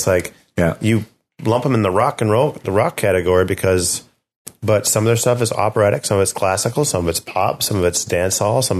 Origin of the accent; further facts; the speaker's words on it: United Kingdom; We're both British.